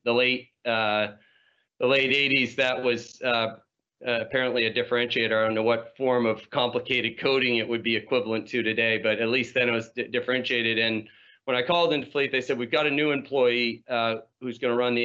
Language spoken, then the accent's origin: English; New England, United States; I grew up in New England